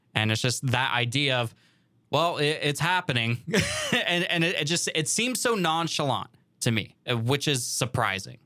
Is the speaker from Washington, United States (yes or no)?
yes; Pacific Northwest, Washington, United States; now in California, United States; growing up in the Pacific Northwest